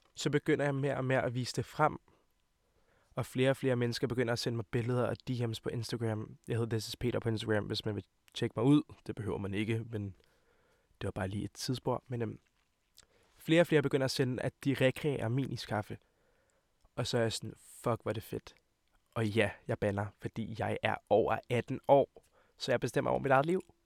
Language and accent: Danish; Hvidovre, Capital Region of Denmark, Denmark; jeg kommer fra Hvidovre af, og mine forældre kommer fra Montenegro af